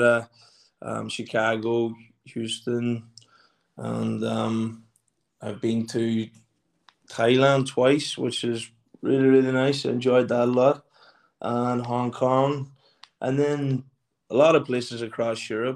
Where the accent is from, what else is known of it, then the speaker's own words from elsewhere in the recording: Burnfoot, Ulster, Ireland; now in London, United Kingdom; I'm 31 from Burnfoot, based in London at the minute